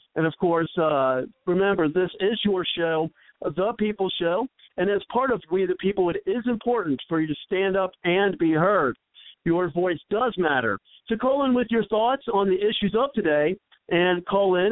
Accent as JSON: {"language": "English", "region": "Ohio", "country": "United States", "tie": "born or raised there", "moved": "yes", "said": "from my hometown uh, call in uh, with yeah. the area code uh, five one three."}